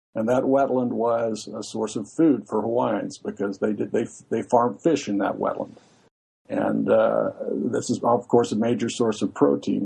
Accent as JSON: {"language": "English", "town": "Santa Barbara", "region": "California", "country": "United States", "tie": "born or raised there", "said": "we both grew up in Santa Barbara"}